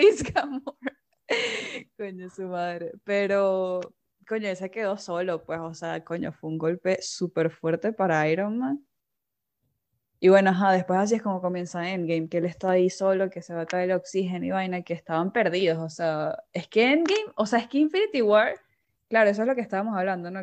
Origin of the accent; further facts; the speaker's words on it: Venezuela; en mi país